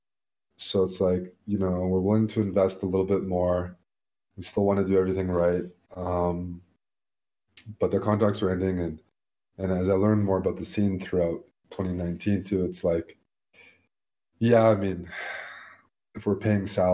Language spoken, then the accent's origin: English; Canada; we're Canadian